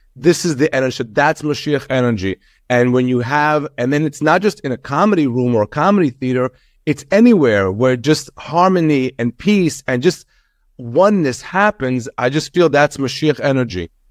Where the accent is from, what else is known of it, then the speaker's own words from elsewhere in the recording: Long Island, New York, United States; also born or lived in Israel; We came here when I was seven